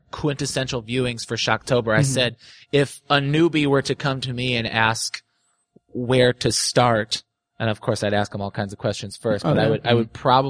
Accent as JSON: {"language": "English", "town": "Evansville", "region": "Indiana", "country": "United States", "said": "I'm from Evansville, so we came in from Evansville"}